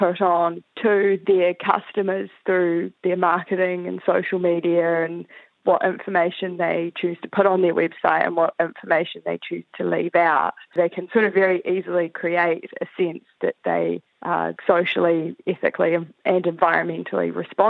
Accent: New Zealand; now in Melbourne, Australia; I'm from New Zealand, currently living in Melbourne, Australia.

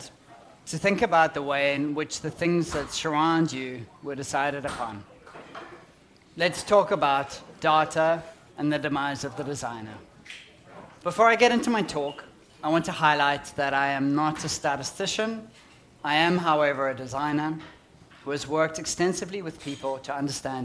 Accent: Johannesburg, Gauteng, South Africa; accent: South African; moved away as an adult; now in Auckland, New Zealand; As you can hear from my accent, I'm a South African, born and brought up in Johannesburg, only recently moved to this beautiful island in the Pacific

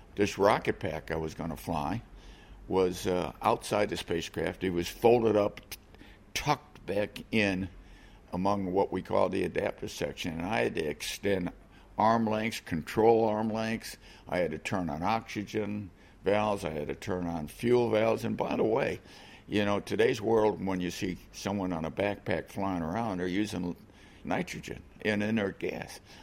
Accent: Chicago, Illinois, United States; I grew up in Chicago

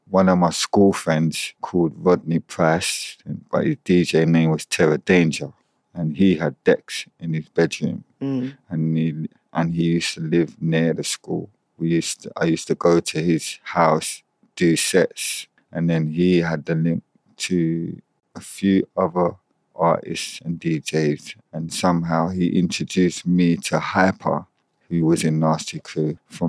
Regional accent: Jamaica; So I feel like that is naturally in me because I'm Jamaican.

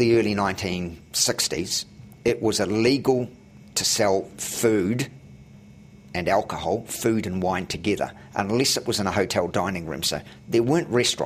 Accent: Auckland, New Zealand; I grew up in West Auckland

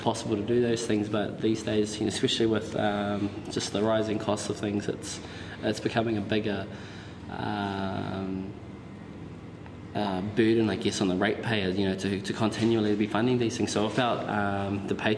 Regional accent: Auckland, New Zealand; moved away; also born or lived in Wellington; I was raised in South Auckland

